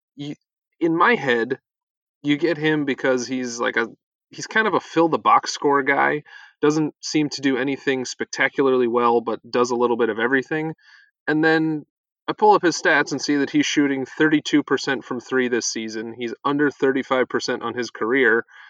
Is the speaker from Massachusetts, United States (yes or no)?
no; a small town in Northeast Ohio, United States; when I was in high school, Nene Hilario, that's his last name, was working out in my gym in a small town in Northeast Ohio